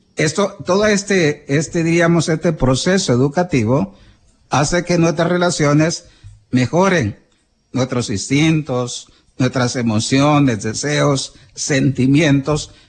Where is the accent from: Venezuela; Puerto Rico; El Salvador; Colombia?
El Salvador; somos los salvadoreños